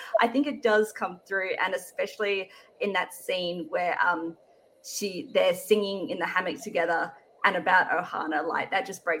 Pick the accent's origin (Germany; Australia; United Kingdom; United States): Australia; Growing up, obviously, as an Australian